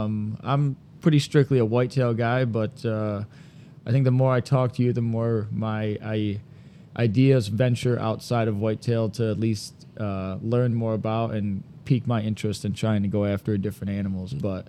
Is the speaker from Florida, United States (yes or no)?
no; Owosso, Michigan, United States; I'm from Owosso, Michigan here.